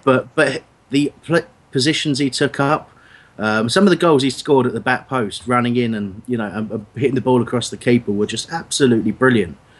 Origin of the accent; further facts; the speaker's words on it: Crawley, South East England, United Kingdom; I'm you know from Crawley myself